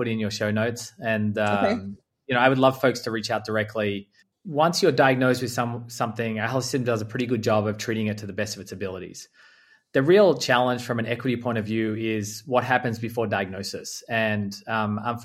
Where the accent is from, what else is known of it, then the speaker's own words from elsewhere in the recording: Australia; moved away; Australia, which is where I'm from, for your listeners that haven't yet characterized my accent